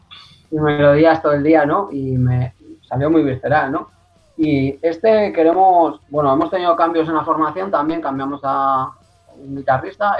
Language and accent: Spanish; Teruel, Aragon, Spain; yo soy muy de mi tierra